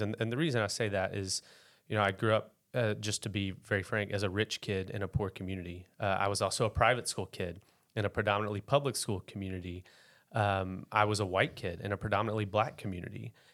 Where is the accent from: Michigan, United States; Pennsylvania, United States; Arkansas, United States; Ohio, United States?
Arkansas, United States; West Memphis; now in Bentonville, United States; So I grew up in West Memphis, Arkansas, a couple miles from, uh, Memphis, Tennessee.